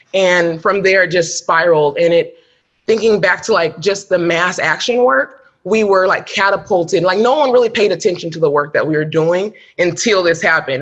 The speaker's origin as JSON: {"language": "English", "town": "Sacramento", "region": "California", "country": "United States", "tie": "born or raised there", "said": "I grew up in Sacramento, right? Sacramento's home for me."}